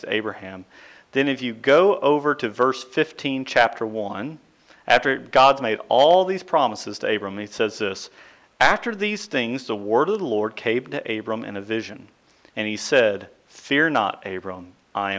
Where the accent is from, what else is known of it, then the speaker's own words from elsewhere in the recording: Central Kentucky, United States; growing up in Central Kentucky